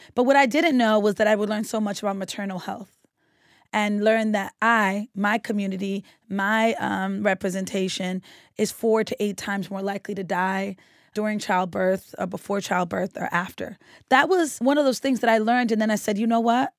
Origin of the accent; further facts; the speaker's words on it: Boston, Massachusetts, United States; growing up on Woodward Avenue and a police officer telling me that I lived on the most dangerous street in Roxbury